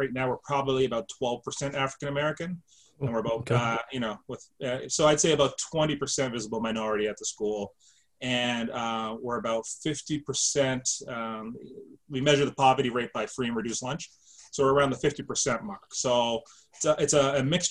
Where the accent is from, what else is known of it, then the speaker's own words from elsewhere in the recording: Halifax, Nova Scotia, Canada; moved away; I'm born and raised Halifax, Nova Scotia